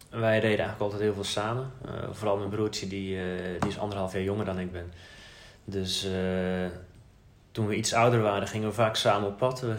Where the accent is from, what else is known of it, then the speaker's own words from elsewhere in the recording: Zeeland, Netherlands; moved away as an adult; also born or lived in Amsterdam; now in Halfweg, Netherlands; Ik ben eigenlijk een Zeeuw. Ik ben opgegroeid in het zuidwesten van Nederland vlak bij de Belgische grens. Ehm, dus ja, in België ben ik een Hollander. In Nederland ben ik een Belg. En inmiddels heb ik toch wel echt voor het Hollandse gekozen.